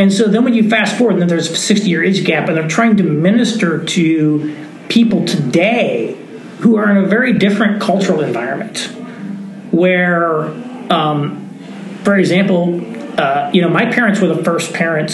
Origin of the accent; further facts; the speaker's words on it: Indiana, United States; now in New York City, United States; I live in New York City, and uh, my wife is from Indiana, and so I'm from Indiana